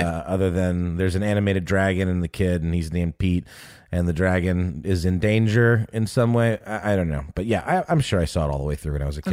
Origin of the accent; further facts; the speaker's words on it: Germany; moved away; I was born in Germany.